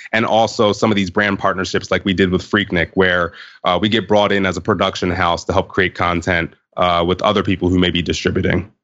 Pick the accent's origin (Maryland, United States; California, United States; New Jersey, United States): Maryland, United States; Baltimore; I was growing up in the Baltimore area at the time